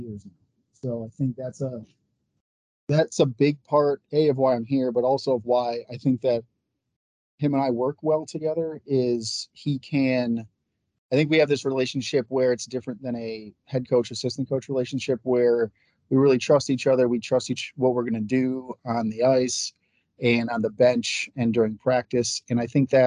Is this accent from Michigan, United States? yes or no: yes; Lansing, Michigan, United States; moved away as an adult; also born or lived in Norwich, Vermont; now in Northfield, United States; I'm from Lansing